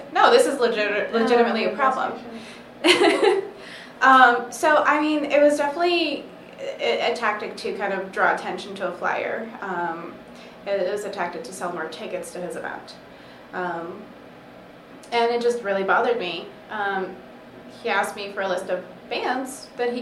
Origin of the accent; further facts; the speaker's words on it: Southwest Virginia, United States; growing up in Southwest Virginia, my family immigrated to the United States